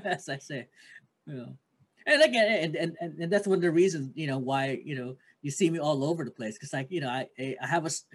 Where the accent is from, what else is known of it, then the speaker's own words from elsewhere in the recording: Philippines; I'm Filipino